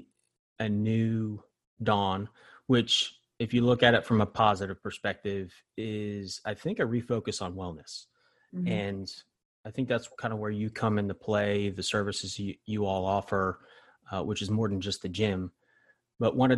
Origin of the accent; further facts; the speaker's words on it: New Jersey, United States; moved away as an adult; I grew up in New Jersey, spent the first 24 years of my life there